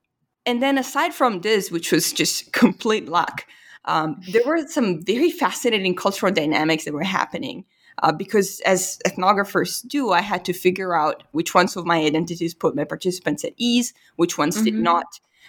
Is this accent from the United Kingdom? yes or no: no; Italy; So whenever I revealed that I was from Italy, there was just this immediate cultural recognition